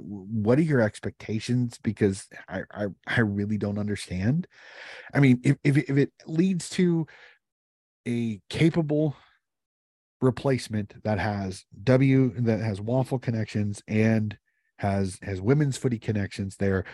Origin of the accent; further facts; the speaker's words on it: United States; As an American